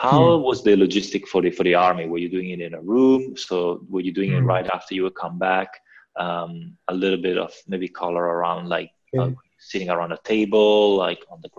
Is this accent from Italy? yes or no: yes; Italy; English is a second language; I'm from Italy, so I think